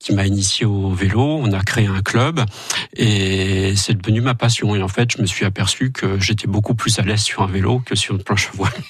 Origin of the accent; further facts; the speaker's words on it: Normandy, France; now in Moselle, France; je suis normand d'origine et j'ai émigré en, en Lorraine, enfin en Moselle, il y a maintenant 16 ans